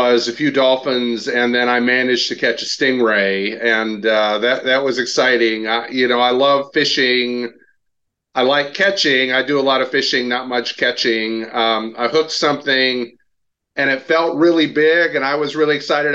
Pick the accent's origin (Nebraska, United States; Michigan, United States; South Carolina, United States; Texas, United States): Michigan, United States; Portage; also born or lived in Grand Rapids, Michigan; I grew up in Portage, Michigan, small town in the southwestern corner